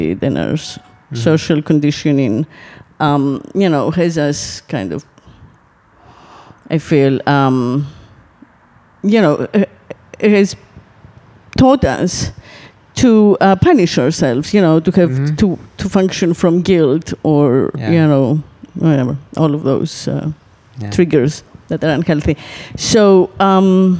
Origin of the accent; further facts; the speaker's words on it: Greece; moved away; I'm from Greece, so I have a home on Lesbos. So I go there every summer for like 2-3 months